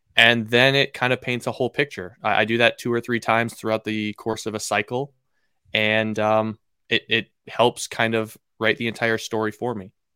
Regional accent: Seattle, Washington, United States; born and raised in Seattle, Washington. Never left.

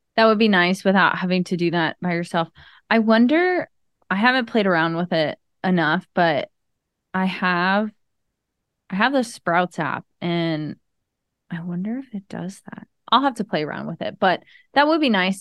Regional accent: Maryland, United States; now in Tampa, United States; as a kid growing up in Maryland

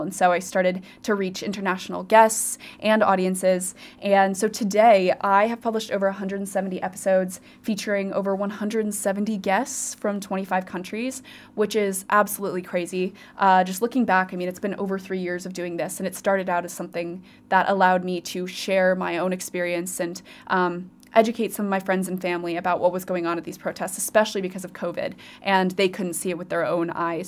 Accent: Colorado, United States; moved away as an adult; also born or lived in Virginia / Oxford; now in Cardiff, United Kingdom; I am originally from Colorado

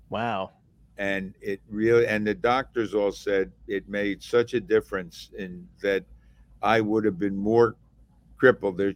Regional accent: Atlantic City, New Jersey, United States; I grew up in Atlantic City.

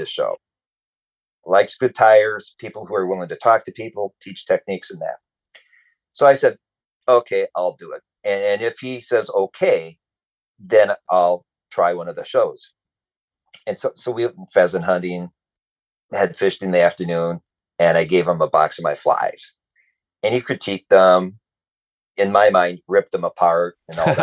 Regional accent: Minnesota, United States; I grew up in Minnesota

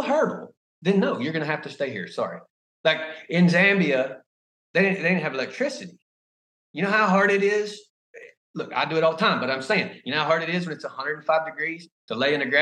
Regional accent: United States; I'm American

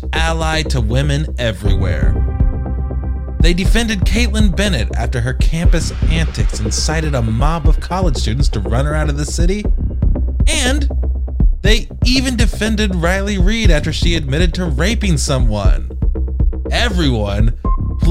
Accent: United Kingdom; Cancelled with 2 L's because I'm British

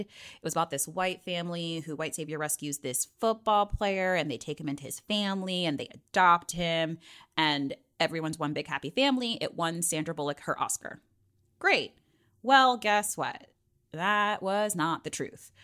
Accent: Virginia, United States; from the seven five seven, my hometown

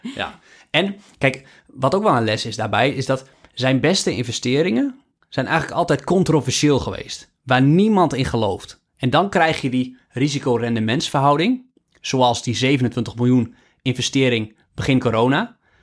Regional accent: Netherlands; als Nederlander

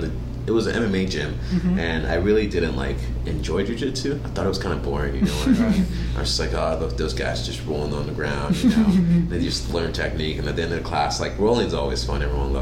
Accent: Atlanta, Georgia, United States; moved away as an adult; also born or lived in Nigeria / Utah; I was born in Nigeria. Moved to Atlanta when I was 9 years old.

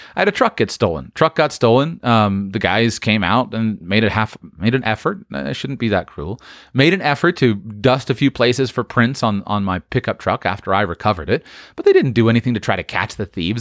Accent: United States; many of us Americans

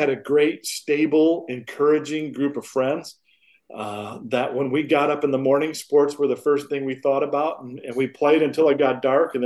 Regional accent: Flint, Michigan, United States; I grew up in Michigan, in Flint, Michigan

